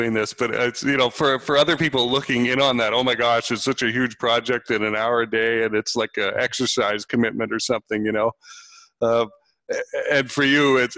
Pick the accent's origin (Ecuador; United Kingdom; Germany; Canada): Canada; moved away; I'm originally Canadian